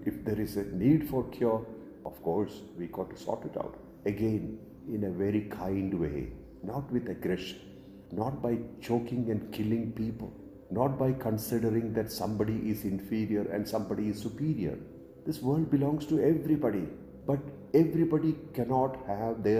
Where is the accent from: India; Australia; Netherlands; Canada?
India; Indians like me